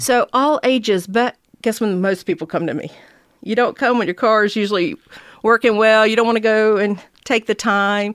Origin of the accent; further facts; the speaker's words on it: Georgia, United States; I came back here to Georgia, to my hometown